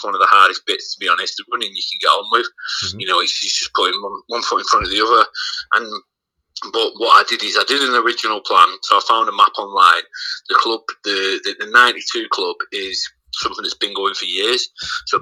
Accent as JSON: {"language": "English", "town": "Heywood", "region": "North West England", "country": "United Kingdom", "tie": "born or raised there", "said": "I was brought up in Haywood, which is a small town next to Bury"}